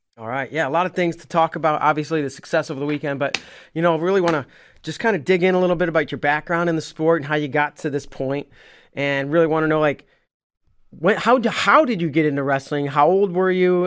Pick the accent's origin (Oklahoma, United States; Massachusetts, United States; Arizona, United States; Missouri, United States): Missouri, United States; St. Louis; I'm from Saint Louis